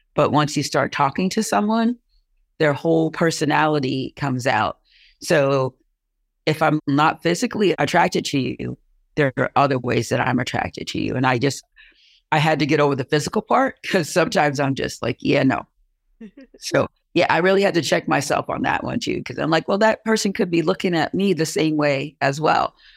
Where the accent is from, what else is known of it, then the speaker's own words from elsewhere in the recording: Long Island, New York, United States; moved away as an adult; now in Plattsburgh, United States; I'm originally from Long Island. So I moved up here 35 years ago